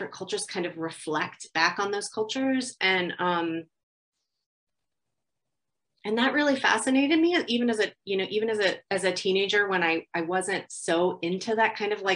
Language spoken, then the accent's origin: English; Ringwood, New Jersey, United States; I grew up in Ringwood, New Jersey, and it was called Ringwood Manor.